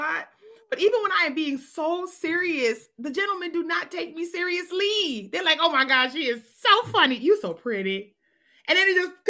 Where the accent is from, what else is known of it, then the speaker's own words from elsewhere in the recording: New York City, New York, United States; I grew up in New York City